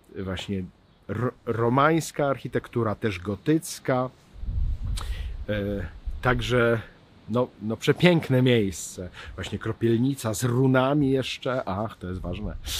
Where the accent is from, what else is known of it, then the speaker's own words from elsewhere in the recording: Kielce region, Świętokrzyskie Voivodeship, Poland; ja jestem z Kieleckiego